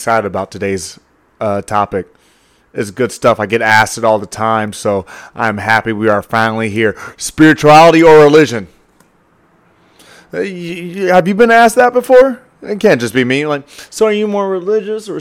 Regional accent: the South, United States; I grew up in the South, man. Let's call that the Bible Belt

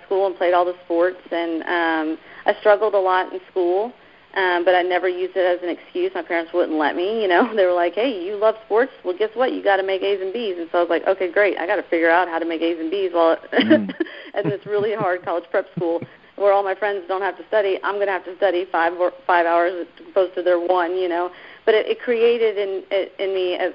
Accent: Keller, Texas, United States; also born or lived in New York; My parents moved us down to Texas when I was like 10. And so we were raised in this little town called Keller, Texas

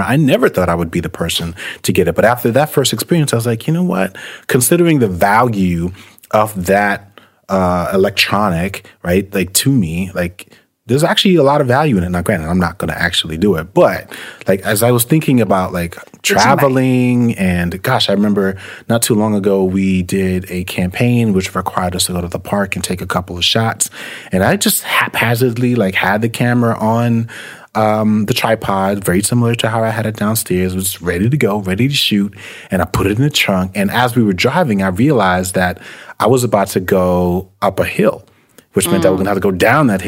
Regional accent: New York City, New York, United States; when I was growing up in New York City

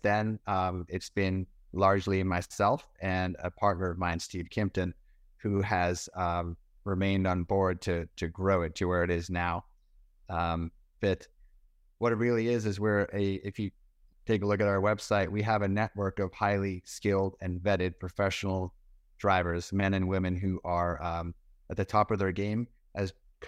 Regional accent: South Africa; born there; I was born in South Africa. My father raced cars in England. My mother and father are both British, so I was born in South Africa.

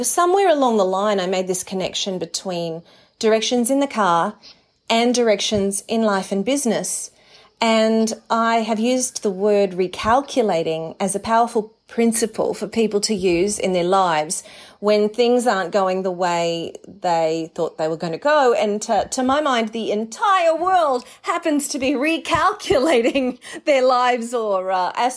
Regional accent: Mackay, Queensland, Australia; moved away as an adult; also born or lived in New York, United States; as a little girl growing up in Mackay in North Queensland

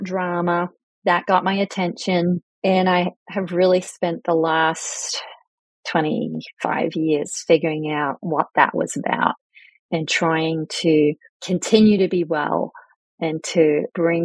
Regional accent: Australia; moved away as an adult; also born or lived in United Kingdom / southwestern Pennsylvania; now in Pennsylvania, United States; I'm British born, emigrated to Australia very young, and met my husband in Australia in the 80s

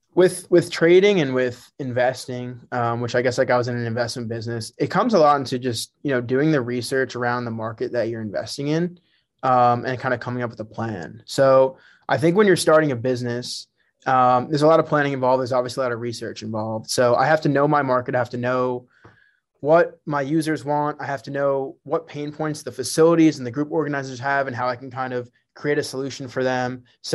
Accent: New Jersey, United States; So, yeah, so I grew up in Bergen County, New Jersey. That was my home.

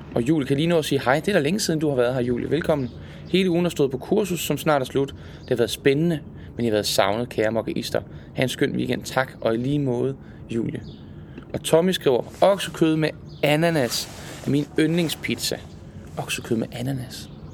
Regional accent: Jutland, Denmark; now in Zealand, Denmark; Hjemme i Jylland.

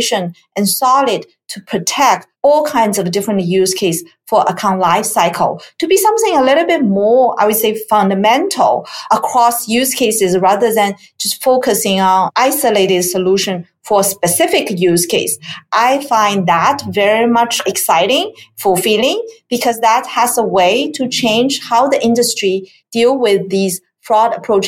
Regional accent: China; moved away as an adult; also born or lived in Pittsburgh, Pennsylvania / Silicon Valley, California; now in United States; So I grew up in China, and my educational background is in technology

